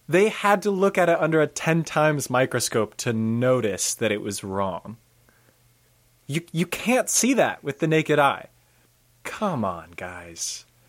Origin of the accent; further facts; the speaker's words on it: United States; we're American